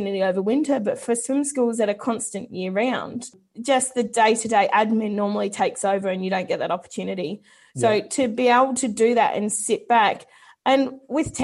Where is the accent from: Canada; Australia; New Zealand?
New Zealand; being a Kiwi myself